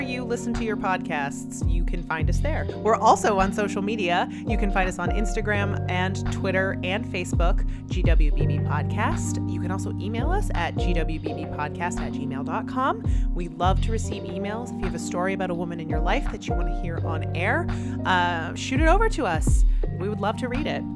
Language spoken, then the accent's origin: English; near Galveston, Texas, United States; I was born in Texas uh-huh. not far from Galveston